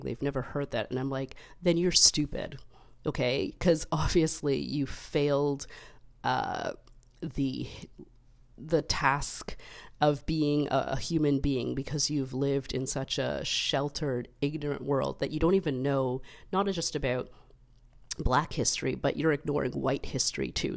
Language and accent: English; Canada; as a Canadian, you know, we're part of the Commonwealth